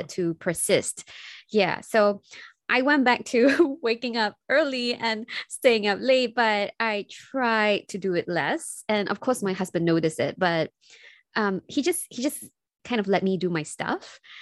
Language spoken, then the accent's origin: English; Singapore; I'm from Singapore